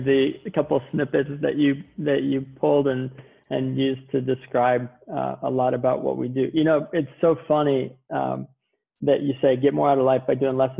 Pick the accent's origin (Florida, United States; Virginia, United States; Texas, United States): Virginia, United States; moved away as an adult; also born or lived in Manhattan, New York; now in Southern California, United States; I was born and raised in Virginia, lived in Manhattan 6.5 years before moving to Southern California